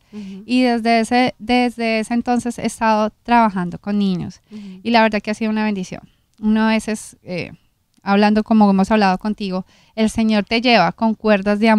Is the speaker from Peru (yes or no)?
no; Colombia; soy colombiana